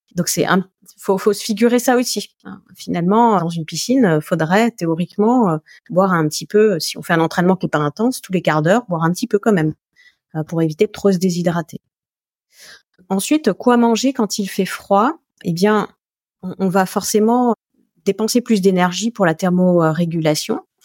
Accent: Alsace, Grand Est, France; je suis alsacienne

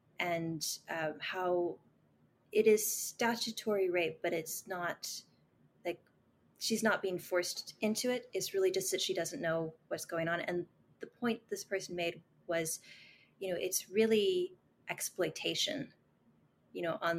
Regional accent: the Bible Belt, United States; Like, I grew up in a very conservative culture. {S4} Mm-hmm. {S5} You know, I'm from the Bible Belt.

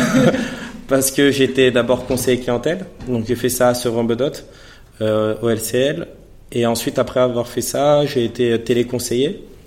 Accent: Villepinte, Île-de-France, France; je suis originaire de Villepinte, dans le 93

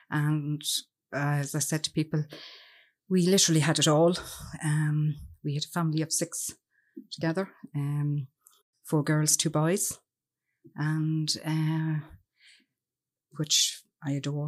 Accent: Cavan, Ulster, Ireland; Okay. Well, as I said … And I'm from Cavan. And I'm delighted to be down here with you.

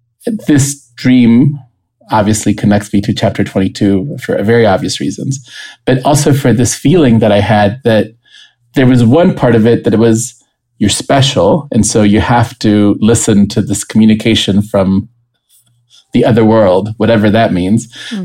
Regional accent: Costa Rica; moved away as an adult; also born or lived in St. Louis, United States; Everyone should know I'm originally from Costa Rica, and I had moved to the United States to be in college.

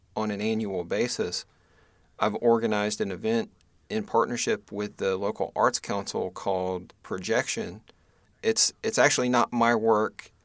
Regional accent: Western North Carolina, United States; also born or lived in Greensboro, North Carolina; I was born in North Carolina, uh, actually in Western North Carolina, kind of between Boone and Asheville

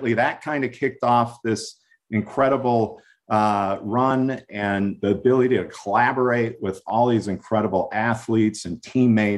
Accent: Minnesota, United States; moved away as an adult; also born or lived in Oregon; I was from Minnesota, far away from

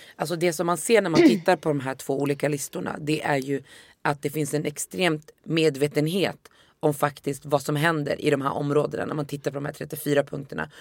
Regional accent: Västerås, Västmanland, Sweden; first language Swedish; jag är uppvuxen i Västerås

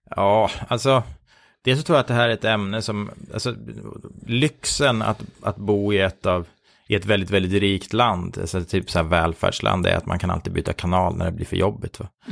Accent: Sweden; oss svenskar

